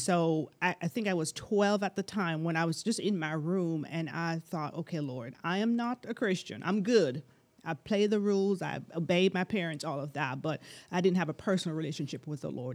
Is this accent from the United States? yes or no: no; Jamaica; moved away; I'm from Jamaica originally.